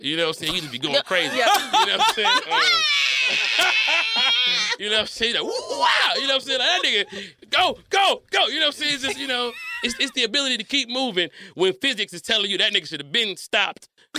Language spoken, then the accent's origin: English; Detroit, Michigan, United States; I'm from Detroit. I'm from Detroit, yeah.